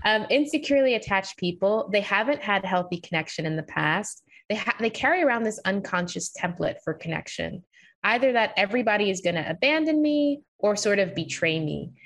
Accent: New York, United States; I grew up in New York, so I had never experienced racism

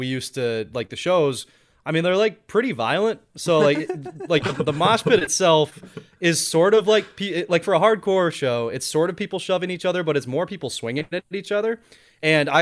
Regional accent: Iowa, United States; moved away as an adult; now in Massachusetts, United States; when I lived in Iowa, when I was in high school and getting into my first year in college

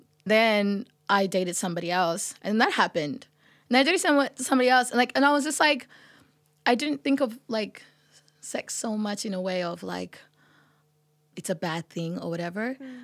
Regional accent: Sudan; or like I come from Sudan.

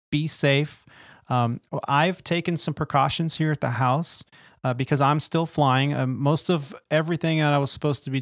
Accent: Bay Area, California, United States; I grew up in the Bay Area, and Tahoe was my backyard playground

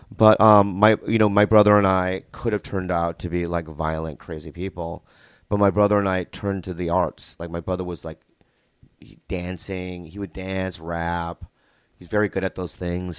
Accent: San Diego, California, United States; also born or lived in Minnesota; I grew up in San Diego, but then I lived in Minnesota, like, between two and nine, and then we moved back to San Diego

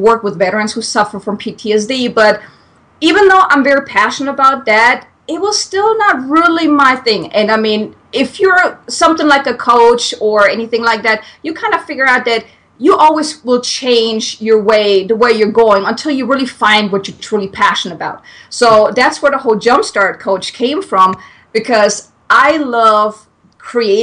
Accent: Germany; English is a second language; moved away as an adult; now in United States; I'm from Germany. So if anyone is wondering where this weird accent is coming from, I'm German.

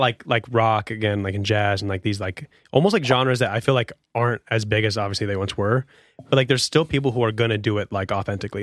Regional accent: United States

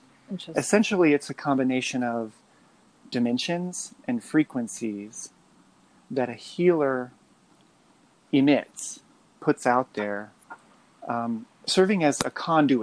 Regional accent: Midwest, United States; now in Moab, United States; I live in Moab, Utah. Mm. I grew up in the Midwest, single parent, moved around quite a bit. I was raised Pentecostal

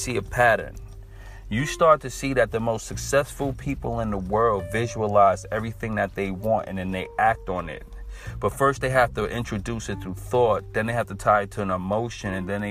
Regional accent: Brooklyn, New York, United States; my hometown of Brooklyn

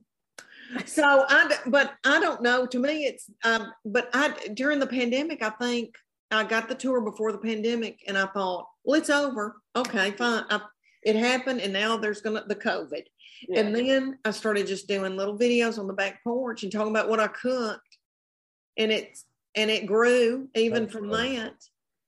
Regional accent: Tennessee, United States; I am from the South and from Tennessee

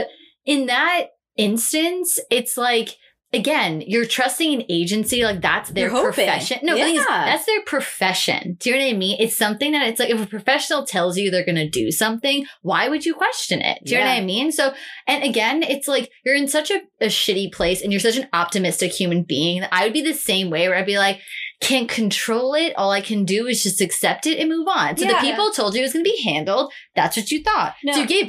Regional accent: Long Island, New York, United States; We're from Long Island

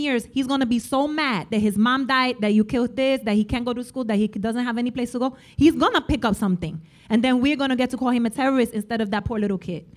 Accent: New York, United States; I am a New Yorker

